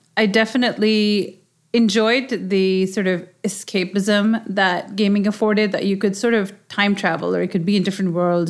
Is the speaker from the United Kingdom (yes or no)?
no; Pakistan; moved away as an adult; now in United States; growing up in Pakistan and having such a strong connection, I, I moved here when I was, you know, my twenties.